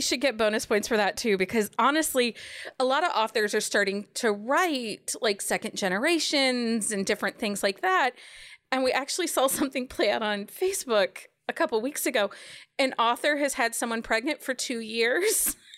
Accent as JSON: {"language": "English", "town": "Philadelphia", "region": "Pennsylvania", "country": "United States", "tie": "born or raised there", "moved": "yes", "lives_now": "Ohio, United States", "said": "I was born in Philly"}